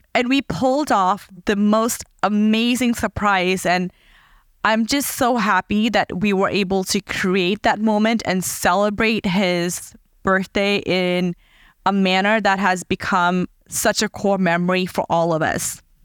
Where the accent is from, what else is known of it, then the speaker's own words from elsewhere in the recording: Fiji; moved away; I was born in Fiji, a tiny island in the Pacific Ocean